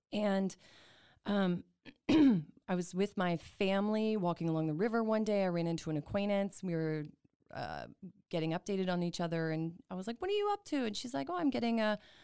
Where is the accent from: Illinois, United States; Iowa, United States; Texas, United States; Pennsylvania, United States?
Texas, United States; Houston; also born or lived in New York; now in Waco, United States; I grew up in Houston